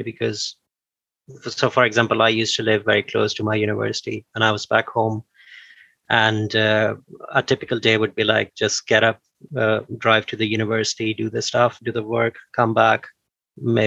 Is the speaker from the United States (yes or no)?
no; Pakistan; moved away as an adult; now in Bristol, United Kingdom; in my country, in Pakistan, I'm from Pakistan